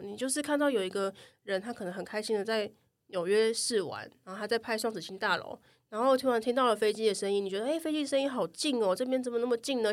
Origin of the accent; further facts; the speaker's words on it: Taichung, Taiwan; now in Taipei, Taiwan; 我不是台北人，我是台中人